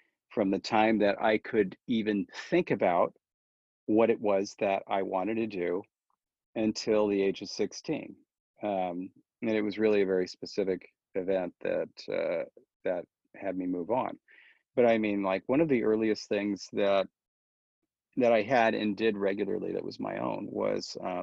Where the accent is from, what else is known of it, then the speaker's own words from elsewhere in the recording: Orange County, California, United States; also born or lived in Fresno, California; I moved from Fresno to Orange County, where I lived the rest of the time, in first grade